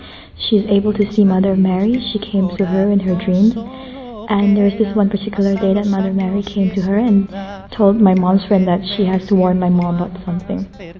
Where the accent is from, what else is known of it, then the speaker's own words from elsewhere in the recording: Thailand; I'm from Thailand.